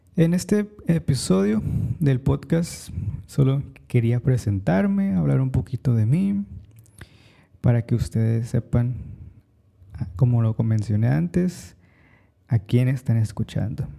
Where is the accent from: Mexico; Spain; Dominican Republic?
Mexico; now in New York City, United States; Soy mexicano